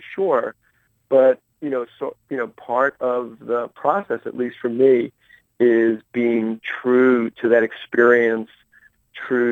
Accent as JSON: {"language": "English", "town": "Marietta", "region": "Georgia", "country": "United States", "tie": "born or raised there", "said": "my hometown of mm-hmm. Marietta, Georgia"}